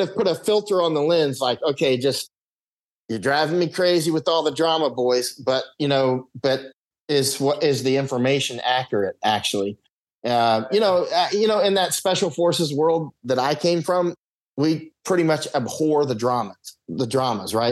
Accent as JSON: {"language": "English", "region": "Florida", "country": "United States", "tie": "born or raised there", "said": "I grew up in Florida"}